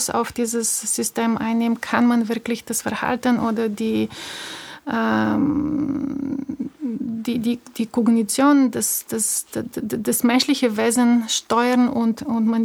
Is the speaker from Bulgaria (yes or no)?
yes; Bulgaria; moved away as an adult; ich bin 78 in Bulgarien geboren. Ich war elf, als die Wende kam. Mit 21 habe ich das Land verlassen.